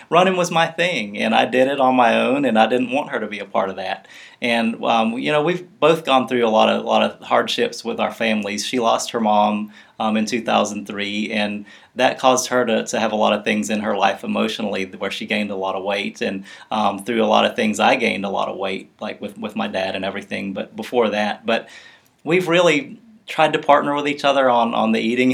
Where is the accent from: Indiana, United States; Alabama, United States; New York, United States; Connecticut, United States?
Alabama, United States; Mobile; I grew up in Mobile, Alabama